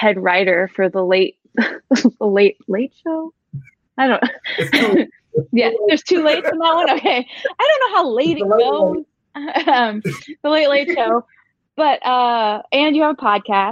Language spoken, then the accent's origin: English; Corvallis, Oregon, United States; moved away as an adult; also born or lived in Eugene, Oregon / San Francisco, California; I'm from Corvallis. I was born in Eugene, so I'm from Oregon